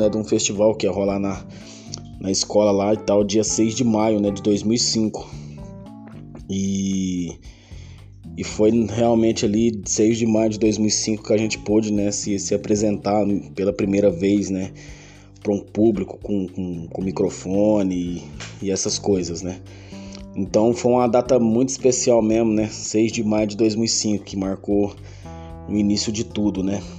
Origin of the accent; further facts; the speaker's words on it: Uberaba, Minas Gerais, Brazil; aqui mesmo na minha quebrada, Vila Arquelau, né? Que é meu bairro, minha cidade é Uberaba.